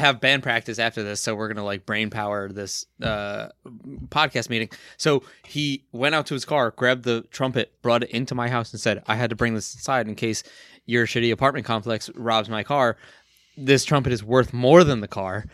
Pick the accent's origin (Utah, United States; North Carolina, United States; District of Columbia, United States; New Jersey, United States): New Jersey, United States; Kearny; went to school in my hometown, Right. Kearney, New Jersey